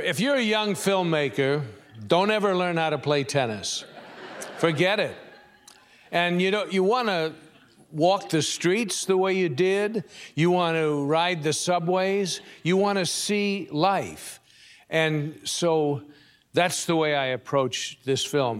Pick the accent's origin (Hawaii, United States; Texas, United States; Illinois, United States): Illinois, United States; Chicago; moved away as an adult; also born or lived in California; I'm from Chicago, and I used to ride the subways and the elevated trains all the time